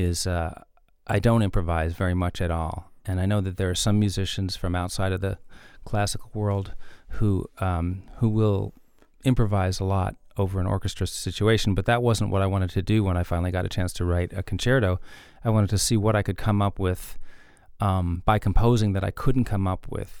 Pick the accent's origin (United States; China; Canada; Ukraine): United States; New York City, New York; moved away as an adult; also born or lived in Tennessee; growing up in New York